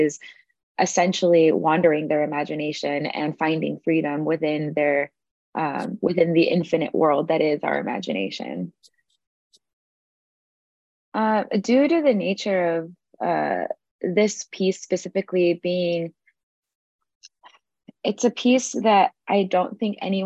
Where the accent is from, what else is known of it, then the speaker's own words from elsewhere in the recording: Los Angeles, California, United States; I am from Los Angeles, California